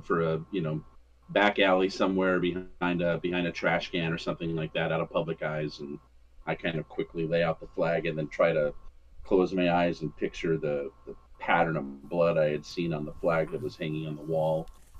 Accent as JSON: {"language": "English", "country": "United States", "said": "I just was, as an American not speaking into the accent is how he would have said that."}